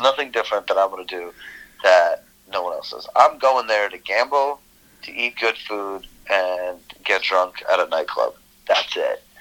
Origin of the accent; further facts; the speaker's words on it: New Jersey, United States; also born or lived in Moscow, Russia / Brooklyn, New York; grew up in Brooklyn for a few years, and my parents got like real jobs once they assimilated a little bit, learned the language, mm-hmm. and then I was raised in Jersey